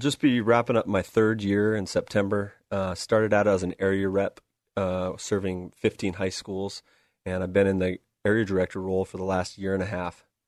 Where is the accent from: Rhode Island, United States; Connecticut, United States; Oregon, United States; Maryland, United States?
Oregon, United States; West Linn; Grew up here, uh, went to Westland, uh, went to Westland High School